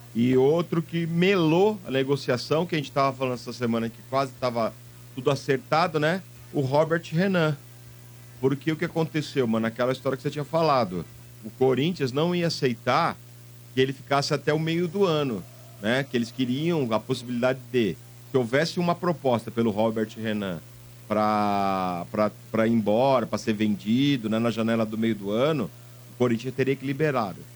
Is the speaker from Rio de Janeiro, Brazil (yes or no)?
no; Santos, São Paulo, Brazil; eu nasci em Santos, eu tenho um puxa CS maldito